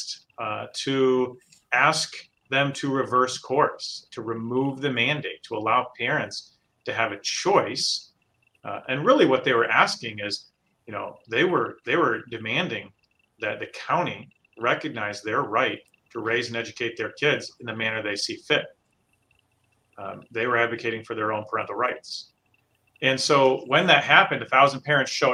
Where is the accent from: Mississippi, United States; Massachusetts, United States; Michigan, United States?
Michigan, United States; Hudsonville; grew up in Hudsonville.